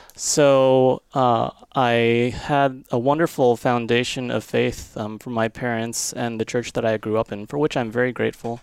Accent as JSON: {"language": "English", "region": "Florida", "country": "United States", "tie": "born or raised there", "also_born_or_lived": "Germany", "moved": "as an adult", "said": "where I grew up in Florida"}